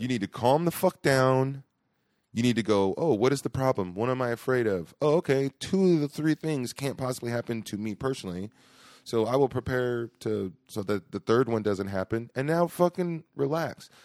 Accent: Stockton, California, United States; also born or lived in Boston; I was adopted, and I grew up in Stockton.

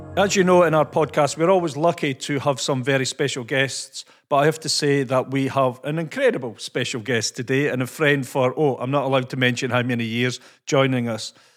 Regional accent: Scotland, United Kingdom; accent: Scottish; my Scottish accent

